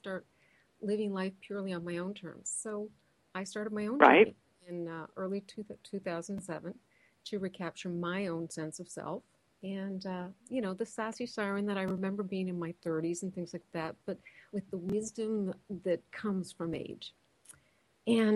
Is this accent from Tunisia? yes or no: no; Canada; we're Canadian